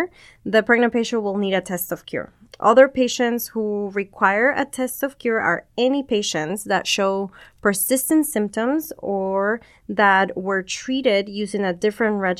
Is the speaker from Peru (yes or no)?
yes; Peru; moved away as an adult; also born or lived in California, United States; now in Bakersfield, United States; I grew up in Peru, and then I moved to the States for college